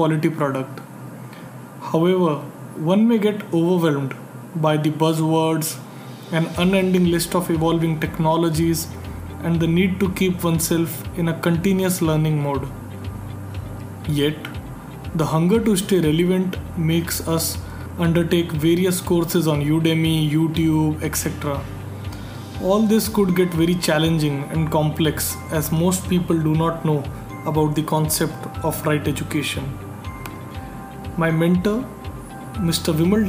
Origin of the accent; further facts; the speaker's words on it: India; from India